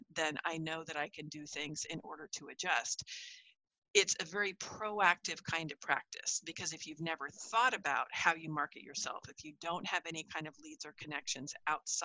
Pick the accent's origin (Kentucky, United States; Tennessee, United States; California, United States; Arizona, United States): California, United States; where I grew up in California